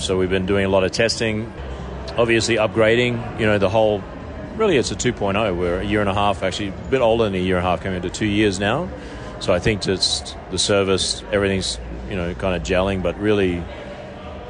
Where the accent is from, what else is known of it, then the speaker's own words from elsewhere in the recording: Australia; now in Las Vegas, United States; how I am as an Australian